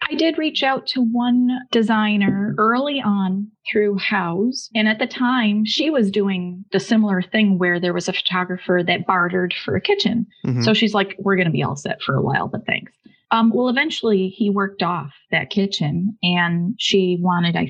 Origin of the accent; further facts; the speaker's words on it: Buffalo, New York, United States; I'm from Buffalo, New York